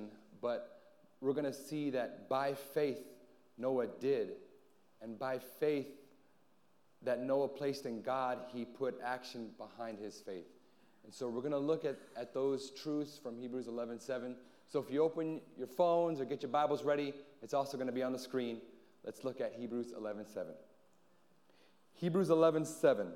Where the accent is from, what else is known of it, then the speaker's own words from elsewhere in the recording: Anchorage, Alaska, United States; also born or lived in San Antonio; now in Guam; I hail from Anchorage, Alaska